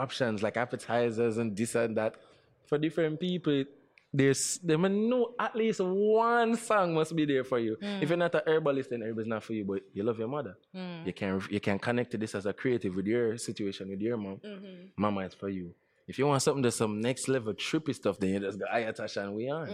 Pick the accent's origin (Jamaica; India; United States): Jamaica; Jamaicans only always want to be represented by the best that there is. That's what we are. That's who we are